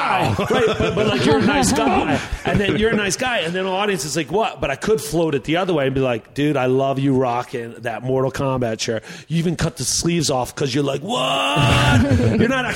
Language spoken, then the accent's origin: English; Atlantic City, New Jersey, United States; moved away; also born or lived in Mystic / Boston / Portland, Maine; my hometown's Atlantic City